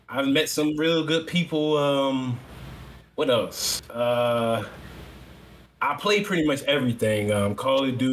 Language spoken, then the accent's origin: English; Virginia, United States; I'm from Virginia.